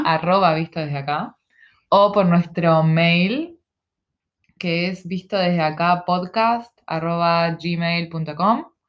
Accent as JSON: {"language": "Spanish", "region": "Montevideo", "country": "Uruguay", "tie": "born or raised there", "also_born_or_lived": "Ciudad de la Costa, Uruguay", "moved": "as an adult", "lives_now": "Australia", "said": "soy uruguaya, somos uruguayas en este momento estamos en Australia"}